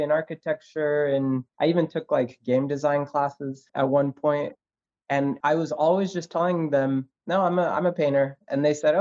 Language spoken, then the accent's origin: English; Los Angeles, California, United States; also born or lived in Buenos Aires; I grew up in Woodland Hills, which is a suburb in Los Angeles